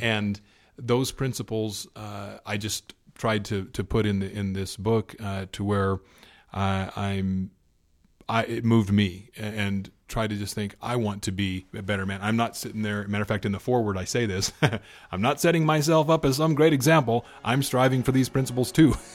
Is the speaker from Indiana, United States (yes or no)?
yes; Indiana, United States; growing up in Indiana, where I'm from